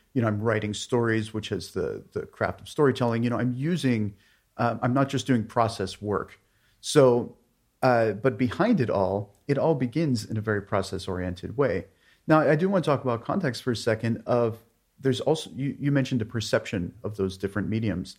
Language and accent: English; outside of Pittsburgh, Pennsylvania, United States; outside of Pittsburgh, Pennsylvania